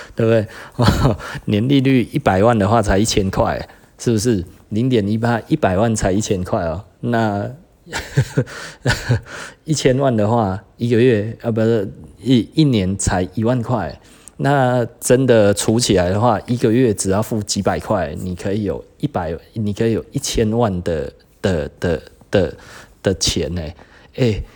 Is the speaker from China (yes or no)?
no; Taiwan; 我们台湾人是有一点政治太过于狂热了